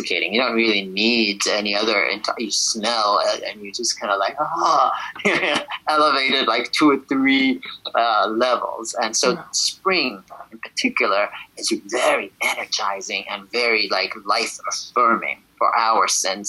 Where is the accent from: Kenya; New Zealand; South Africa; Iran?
Iran; Shiraz, Fars; also born or lived in Abadan, Iran; now in New York City, United States; I was born in Abadan, which is down by the Gulf, and then eventually went to Shiraz